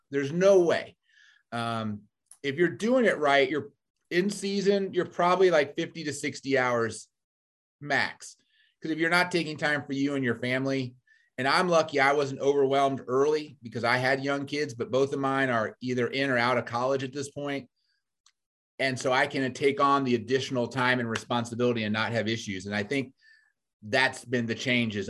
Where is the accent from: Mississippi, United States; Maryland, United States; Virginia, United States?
Virginia, United States; Fairfax County; moved away as an adult; now in Missouri, United States; I'm from Virginia originally. So, um, born and raised in Fairfax County